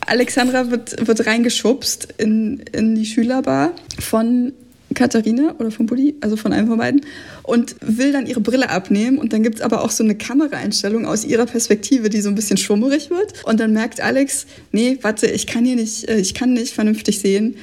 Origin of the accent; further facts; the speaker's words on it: Eberswalde, Brandenburg, Germany; in Eberswalde, da wo ich herkomme